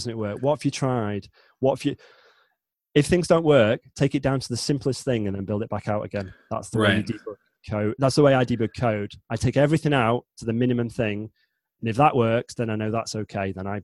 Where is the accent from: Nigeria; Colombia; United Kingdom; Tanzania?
United Kingdom; the north of England; I am not from London. I don't sound like a Cockney. I'm from the north, so north of England.